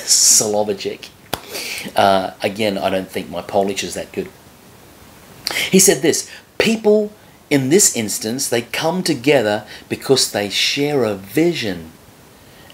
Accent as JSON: {"language": "English", "country": "Australia", "moved": "yes", "said": "I was from Australia"}